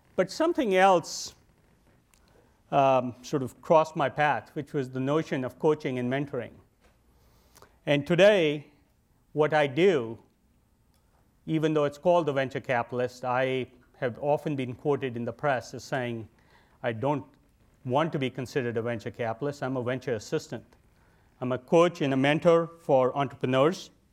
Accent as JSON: {"language": "English", "country": "India", "tie": "born or raised there", "moved": "as an adult", "lives_now": "United States", "said": "I grew up in India"}